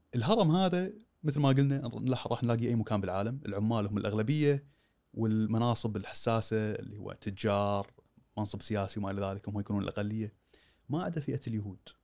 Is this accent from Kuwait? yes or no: yes; Kuwait